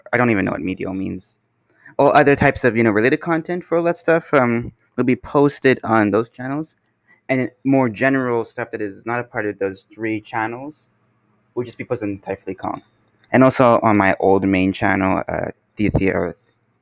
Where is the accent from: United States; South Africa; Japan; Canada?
Canada; I'm here from Canada